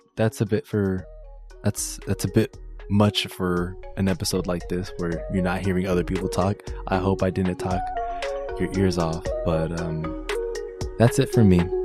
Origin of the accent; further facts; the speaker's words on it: South Florida, United States; also born or lived in Washington, D.C.; I grew up in South Florida where I am right now